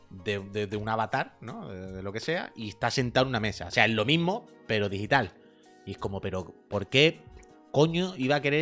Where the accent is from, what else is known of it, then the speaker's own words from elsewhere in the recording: Andalusia, Spain; que soy andaluz